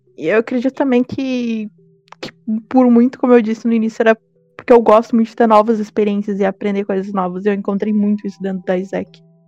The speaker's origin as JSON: {"language": "Portuguese", "town": "Porto Alegre", "region": "Rio Grande do Sul", "country": "Brazil", "said": "eu sou de Porto Alegre, eu estudo direito na URGS"}